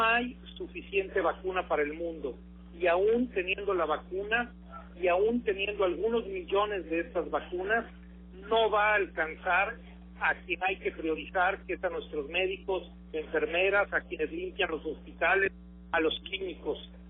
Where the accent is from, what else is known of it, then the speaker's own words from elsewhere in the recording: Veracruz, Mexico; Jalapa que es mi capital